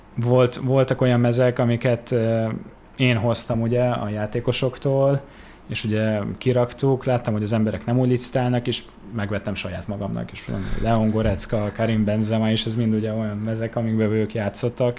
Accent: Budapest, Hungary; én csak magyar állampolgár vagyok, itt születtem Budapesten

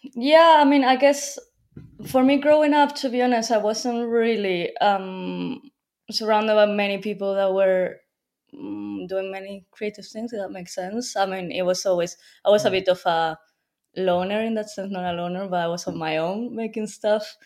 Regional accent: Madrid, Community of Madrid, Spain; moved away as an adult; now in London, United Kingdom; I'm from Madrid. I just moved to London for university, but I lived all my life in Madrid until I was 18.

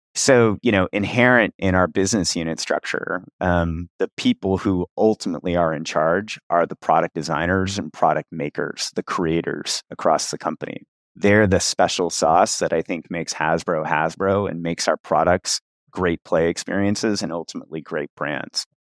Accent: Cincinnati, Ohio, United States; I started playing D and D when I was around ten or eleven in Cincinnati, Ohio, my hometown.

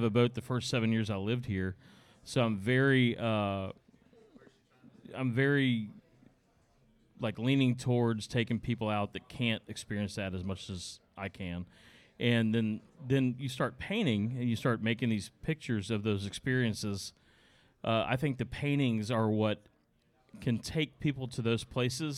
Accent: Charleston, South Carolina, United States; here in my hometown

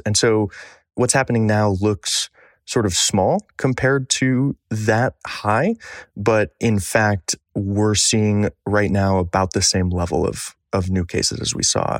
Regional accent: Michigan, United States; Michigan, my home state

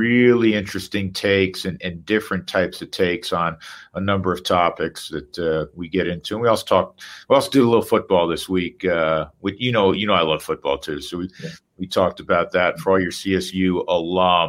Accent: Westchester County, New York, United States; I was from Westchester County

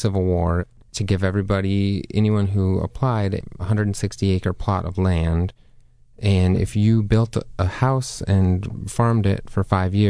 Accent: South Dakota, United States; So I grew up, I was born and raised there in South Dakota.

